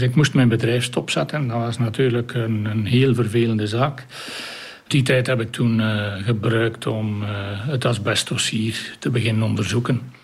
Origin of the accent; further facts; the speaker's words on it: Kemzeke, Flanders, Belgium; now in Oudenaarde, Belgium; Ik ben afkomstig van Kemzeke, vlakbij Sint-Niklaas.